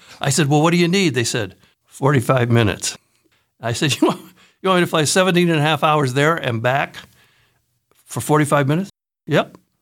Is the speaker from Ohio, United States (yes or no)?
yes; Newark, Ohio, United States; moved away as an adult; also born or lived in Cleveland area, Ohio / Madison, Wisconsin; I grew up in Newark, Ohio